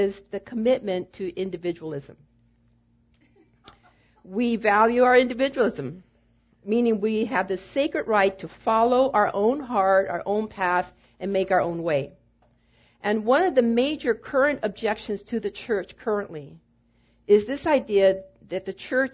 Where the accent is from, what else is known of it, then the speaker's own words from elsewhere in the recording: United States; in the 28 years that I have been voting as an American citizen